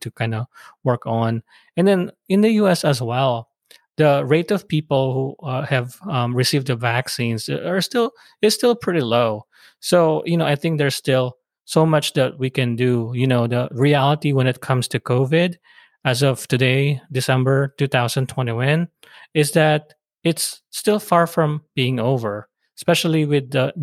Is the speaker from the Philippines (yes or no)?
yes; Philippines; now in United States; being immigrants from the Philippines